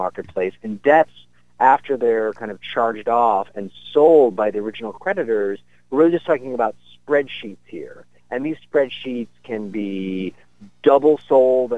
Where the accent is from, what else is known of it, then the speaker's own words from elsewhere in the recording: Buffalo, New York, United States; moved away as an adult; now in New Haven, United States; I'm from Buffalo, so I kind of assured my editor confidently, oh, I'm a local boy